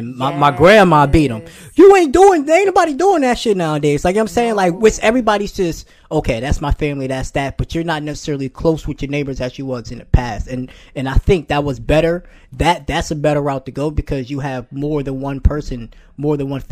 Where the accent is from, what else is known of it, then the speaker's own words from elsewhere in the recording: United States; because I'm American